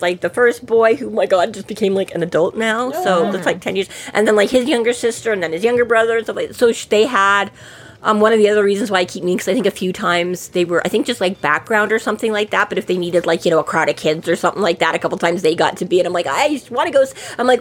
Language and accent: English; Edmonton, Alberta, Canada; Growing up in Edmonton